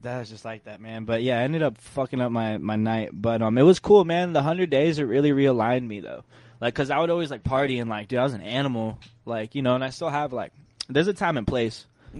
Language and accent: English; the South, United States; When I was growing up in South, though, when I was real little, my mom used to have wind chimes around the house.